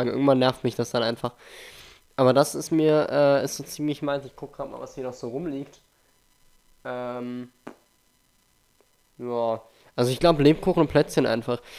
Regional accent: Germany; Woo, wir sind Deutsche.

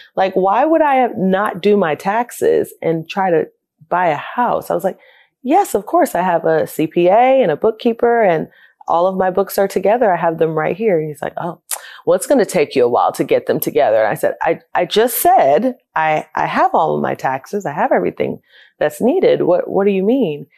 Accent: Fort Lauderdale, Florida, United States; moved away as an adult; also born or lived in Nashville; I grew up in Fort Lauderdale, Florida, born and raised

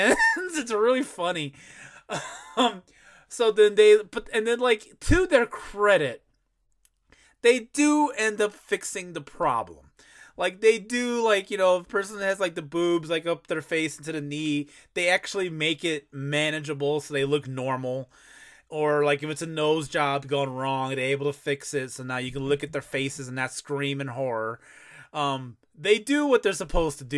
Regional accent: Chicago, Illinois, United States; I'm from Chicago.

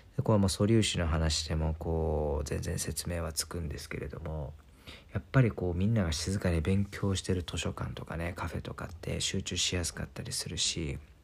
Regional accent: Kansai, Japan; 日本に生まれて関西で育ち

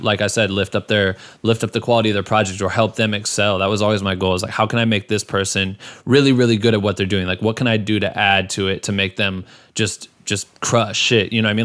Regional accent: Iowa, United States; now in Los Angeles, United States; I'm from Iowa originally

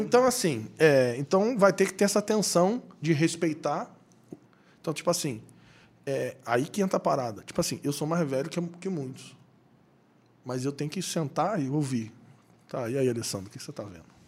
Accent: Rio de Janeiro, Brazil; also born or lived in Bragança Paulista; A gente é do Rio, mora no Rio.

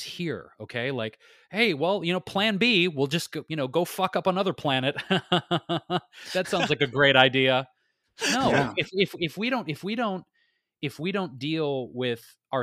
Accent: Detroit, Michigan, United States; growing up in Detroit

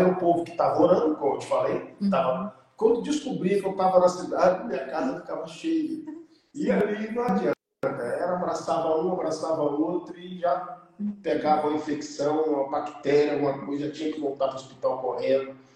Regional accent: Itaperuna, Rio de Janeiro, Brazil; moved away; eu vim lá de Itaperuna, que era a minha cidade.

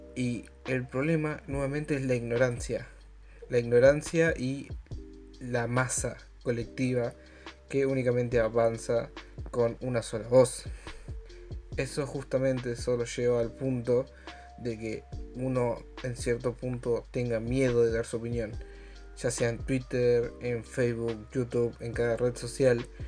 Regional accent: Argentina; yo soy argentino, solo puedo hacer cosas de argentino

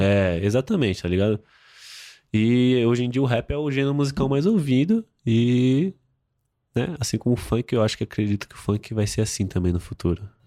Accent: São Paulo, Brazil; eu sou de Itaquera, eu tenho 20 anos

